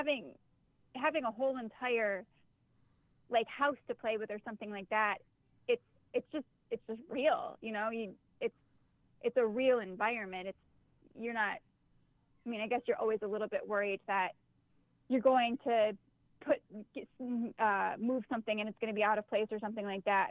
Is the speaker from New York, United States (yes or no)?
yes; Boston, New York, United States; moved away; I grew up out near Buffalo. I grew up in a very small town called Boston, New York